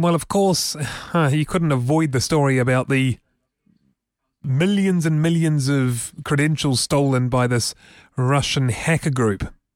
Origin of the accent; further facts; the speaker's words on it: Auckland, New Zealand; when I was a little boy growing up in Auckland